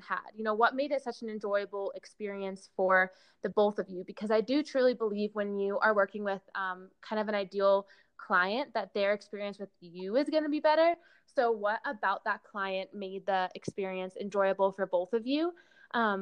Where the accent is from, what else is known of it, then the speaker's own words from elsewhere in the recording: California, United States; moved away; my hometown in California